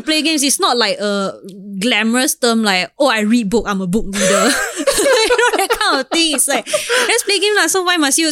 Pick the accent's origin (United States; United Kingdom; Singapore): Singapore; I'm Singaporean